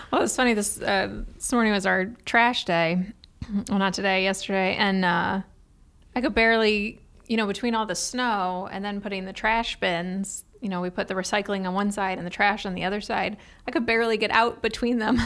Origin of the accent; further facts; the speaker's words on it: Cleveland, Ohio, United States; moved away; I'm from Cleveland, so I already feel like I live in the South